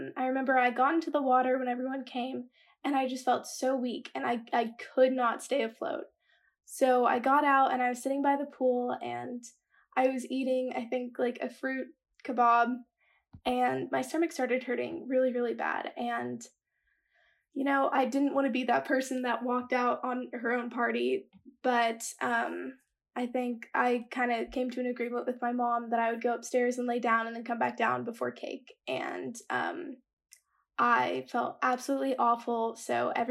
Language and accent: English; Dallas, Texas, United States; I'm from Dallas, Texas. I'm a senior in high school